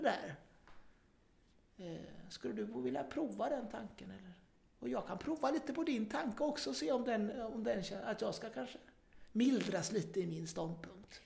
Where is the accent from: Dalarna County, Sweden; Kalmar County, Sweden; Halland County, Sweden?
Halland County, Sweden; Kungsbacka; also born or lived in Gothenburg; lokaltidningen där jag växte upp, Norra Halland